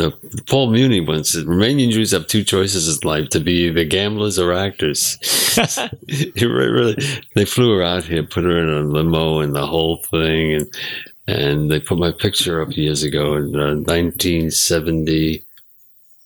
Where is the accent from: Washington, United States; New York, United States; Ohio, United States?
New York, United States; New York City; I grew up very poor in Brownsville neighborhood